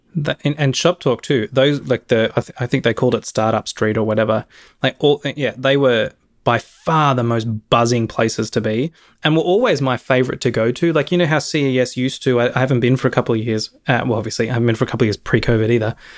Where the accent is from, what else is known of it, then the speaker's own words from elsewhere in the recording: Australia; moved away; to my home country and hang out with my family who I haven't seen for three bloody years